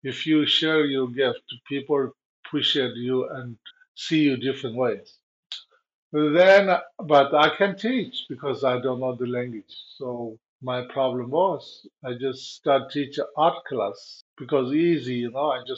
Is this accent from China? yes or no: yes; Tibet, China; English is a second language; moved away as an adult; also born or lived in India / Nepal; now in United States; I'm run away from Tibet and to went to India and Nepal.